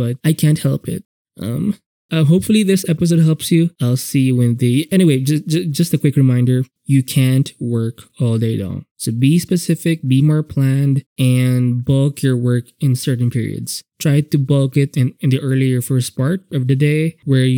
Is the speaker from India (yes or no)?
no; Philippines; I'm Filipino, so we have pancit canton